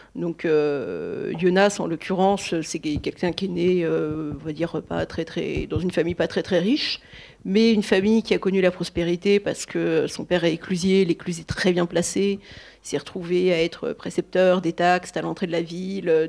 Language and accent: French; north of France, France; je suis originaire du nord de la France